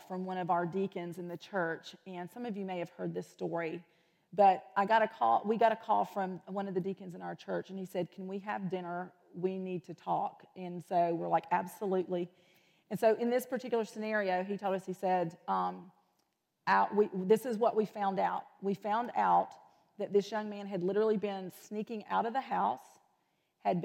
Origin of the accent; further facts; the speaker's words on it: the South, United States; growing up in the South, we're all very aware of snakes